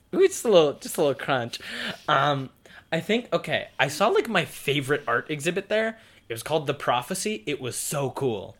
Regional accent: United States; We as the American people

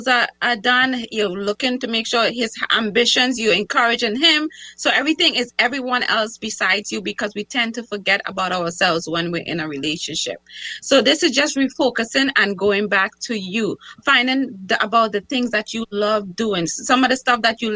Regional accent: Trinidad & Tobago; now in United States; I'm from Trinidad

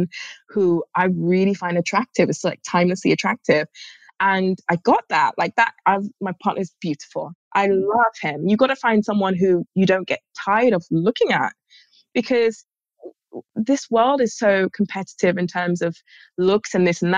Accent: London, United Kingdom; I just happen to live here in London

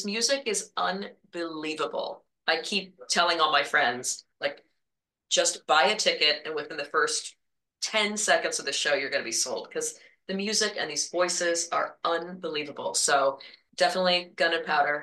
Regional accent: Marion, Ohio, United States; my parents did community theater in my hometown of Marion, Ohio.

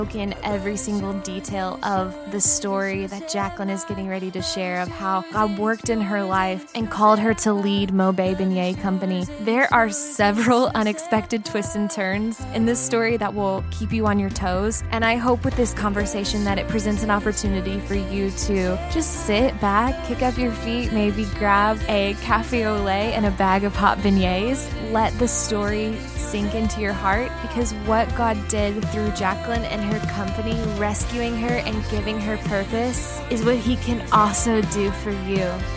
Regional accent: Midwest, United States; moved away; I'm from the Midwest.

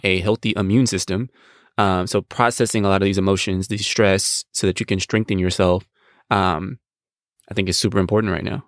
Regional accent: United States; as American men

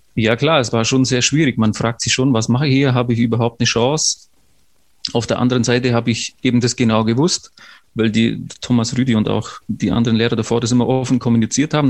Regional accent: Unterallgäu, Bavaria, Germany; moved away as an adult; also born or lived in Lucerne, Switzerland; vom Unterallgäu, wo ich aufgewachsen bin

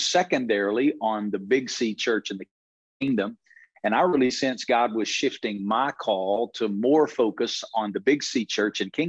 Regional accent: the Bible Belt, United States; moved away as an adult; now in Las Vegas, United States; I came from the Bible Belt, where I was raised in a Christian family

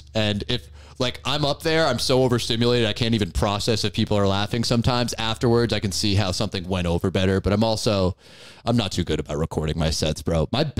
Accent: Newport, Rhode Island, United States; I'm from Newport, but Rhode Island in general, it's all one place.

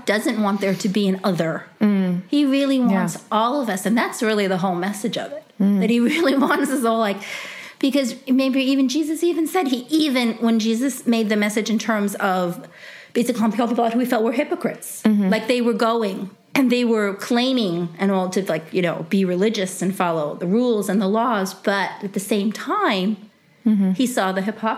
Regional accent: New York City, New York, United States; I grew up in the Bronx

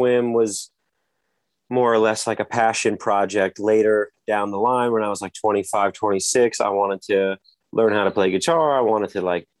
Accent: New Jersey Shore, United States; also born or lived in Brooklyn, New York; I was born in Brooklyn, New York, and then my parents moved to New Jersey, raised in New Jersey on the shore

